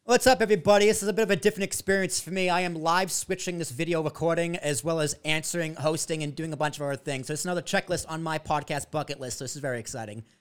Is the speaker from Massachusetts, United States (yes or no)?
yes; Braintree, Massachusetts, United States; moved away; also born or lived in Long Island; I grew up in Braintree, Massachusetts, South Shore